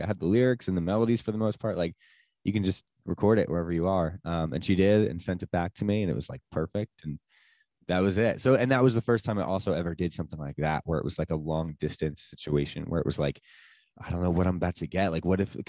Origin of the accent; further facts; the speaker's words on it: Sparta, New Jersey, United States; also born or lived in Asbury Park, New Jersey; I grew up technically in Sparta, which is like North Jersey